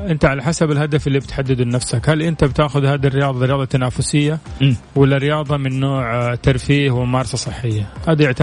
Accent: Jeddah, Makkah Province, Saudi Arabia; born there; من مواليد مدينة جدة يعني ما هو من مكان ثاني

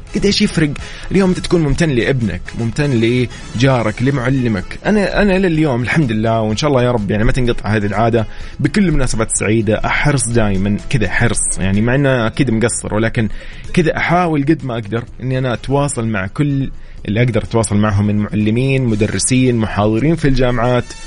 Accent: Saudi Arabia; نحن العرب كسعوديين كمسلمين

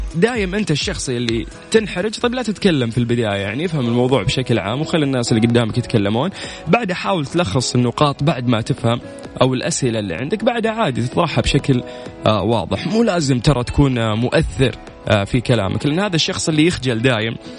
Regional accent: Saudi Arabia; عندنا في المملكة العربية السعودية

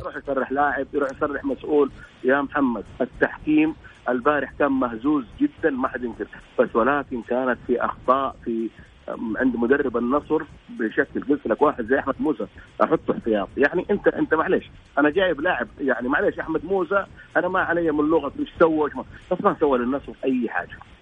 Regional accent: Saudi Arabia; عندنا في السعوديه

